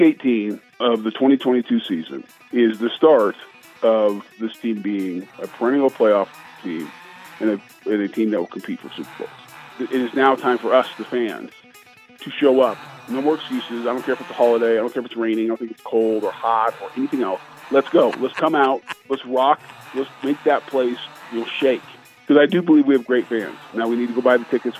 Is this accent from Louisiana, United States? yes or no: no; Colorado, United States; now in Florida, United States; growing up in Colorado